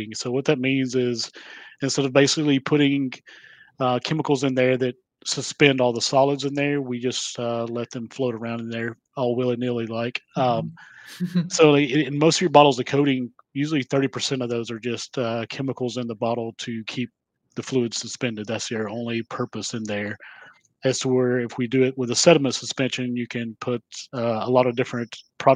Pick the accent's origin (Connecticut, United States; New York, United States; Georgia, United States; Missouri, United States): Georgia, United States; I'm from Georgia and I speak real slow